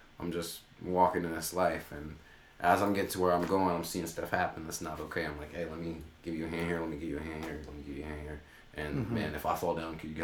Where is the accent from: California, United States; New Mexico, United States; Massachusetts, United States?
California, United States; Sacramento; I'm from California, from Sacramento.